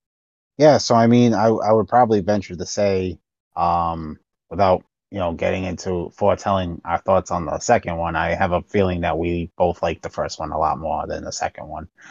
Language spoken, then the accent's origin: English; Rhode Island, United States; it was filmed in my home state. It was filmed in Rhode Island.